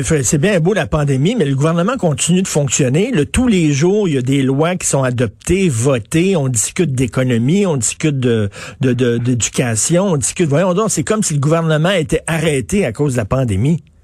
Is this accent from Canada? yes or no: yes; Montreal, Quebec, Canada; j'ai grandi à Verdun